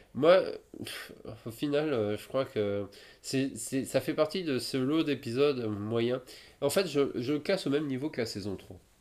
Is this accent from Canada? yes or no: no; France; je suis de France